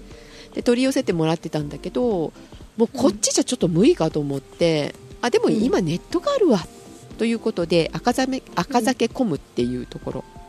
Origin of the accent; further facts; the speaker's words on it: Kyushu, Japan; moved away; 九州 出身なので